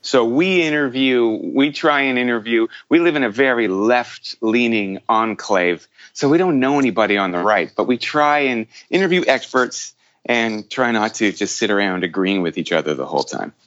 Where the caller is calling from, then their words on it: Toronto, Ontario, Canada; I'm calling from Toronto.